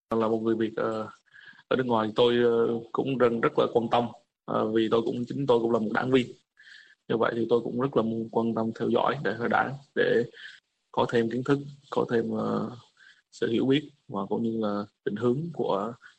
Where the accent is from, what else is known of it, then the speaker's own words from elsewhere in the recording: Vietnam; moved away; chúng tôi là một người Việt Nam